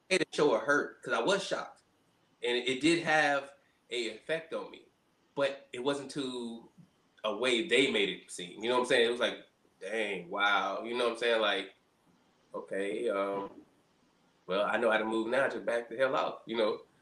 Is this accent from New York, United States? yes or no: no; Montgomery, Alabama, United States; moved away as an adult; also born or lived in Birmingham, Alabama; now in Washington, D.C., United States; So I spent most of my life in Birmingham, Alabama, but I grew up in Montgomery, Alabama.